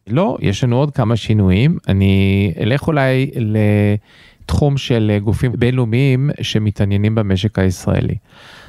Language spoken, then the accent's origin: Hebrew; United States; now in Israel; אני גדלתי בארצות הברית אז אה, נוח לי באנגלית